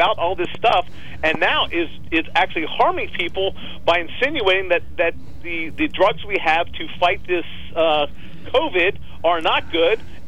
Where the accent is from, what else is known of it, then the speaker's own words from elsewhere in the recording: Pennsylvania, United States; My whole life in Pennsylvania